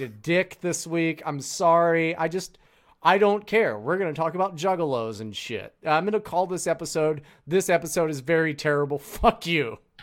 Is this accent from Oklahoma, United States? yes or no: no; California, United States; I was from California